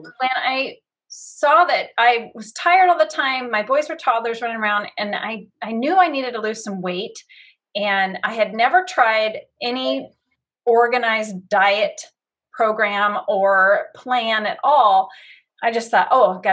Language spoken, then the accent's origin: English; Battle Ground, Washington, United States; I have lived in this cute little town called Battleground for most of my life, moved here when I was 3